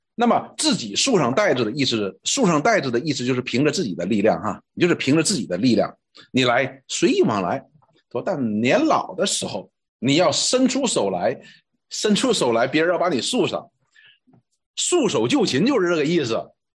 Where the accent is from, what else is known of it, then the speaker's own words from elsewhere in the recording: China; 我们中国人讲哈